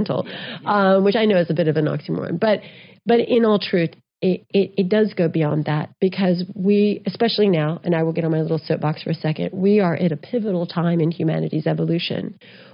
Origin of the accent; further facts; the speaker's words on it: Texas, United States; also born or lived in New Mexico; I grew up in Texas and New Mexico